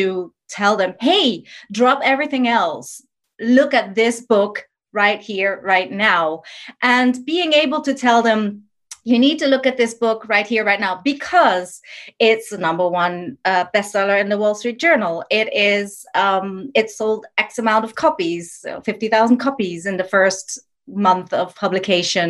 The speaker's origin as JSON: {"language": "English", "country": "Netherlands", "moved": "yes", "said": "I'm from the Netherlands originally"}